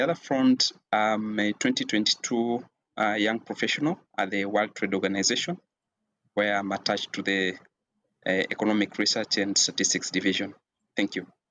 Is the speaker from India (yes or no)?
no; Kenya; I am a Kenyan national